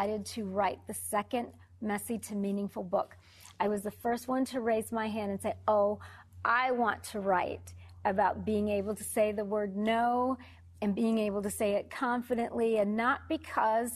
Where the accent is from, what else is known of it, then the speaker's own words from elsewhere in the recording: Detroit, Michigan, United States; moved away; I am originally from Detroit, or as I like to call it, Motown